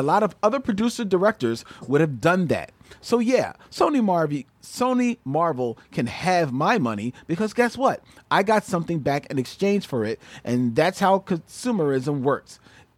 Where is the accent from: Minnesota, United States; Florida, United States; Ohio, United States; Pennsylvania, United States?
Pennsylvania, United States; Philadelphia; now in Los Angeles, United States; First of all, I'm from Philly and moved to LA to work in the business.